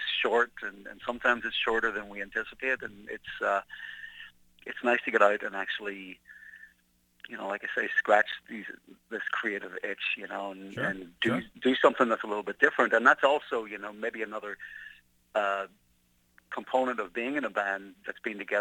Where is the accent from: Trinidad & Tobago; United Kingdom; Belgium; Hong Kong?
United Kingdom; Belfast, Northern Ireland; I grew up in Belfast in the 1970s